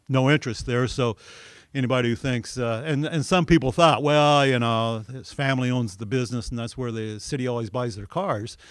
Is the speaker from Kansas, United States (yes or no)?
no; Olney, Illinois, United States; I grew up in Alney, Illinois